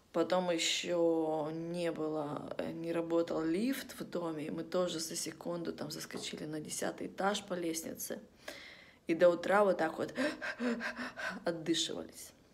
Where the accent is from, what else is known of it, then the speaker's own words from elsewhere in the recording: Vladivostok, Primorsky Krai, Russia; moved away; мы из Владивостока, это один из таких городов, где после того, как стемнело на улицу выходить, вообще не стоит.